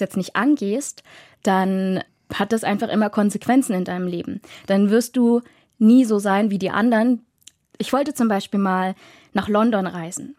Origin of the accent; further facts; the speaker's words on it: Dresden, Saxony, Germany; moved away as an adult; Und ich bin 94 in Dresden geboren, aufgewachsen, zur Schule gegangen